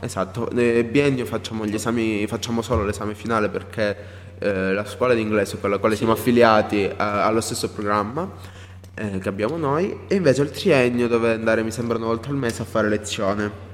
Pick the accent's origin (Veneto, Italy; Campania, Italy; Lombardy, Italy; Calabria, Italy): Calabria, Italy; Nova, near Oppido Mamertina; io vengo da un paese un po' più lontano da, rispetto a Oppido perché io in realtà il liceo classico potevo tranquillamente andare io sono di Nova